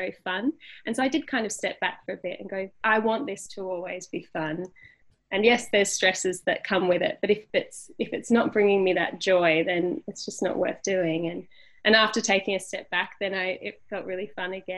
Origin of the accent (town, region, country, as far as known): Tasmania, Australia; born or raised there; moved away as an adult; also born or lived in Sydney